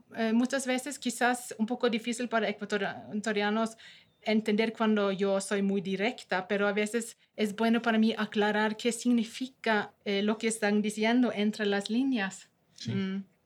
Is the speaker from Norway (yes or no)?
yes; Norway; Spanish is a second language; moved away as an adult; now in Ecuador; yo soy una noruega que me gusta Ecuador